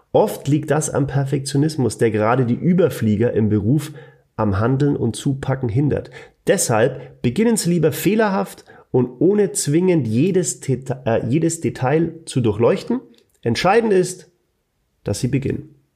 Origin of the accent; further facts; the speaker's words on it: Bavaria, Germany; accent: Franconian; Freunde, ich kann nicht dauern, was das so neu eier mit meinem fränkischen Dialekt.